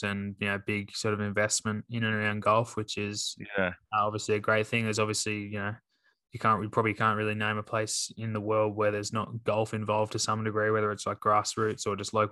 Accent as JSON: {"language": "English", "country": "Australia", "said": "Obviously, being an Australian, it'd be great to see him get one."}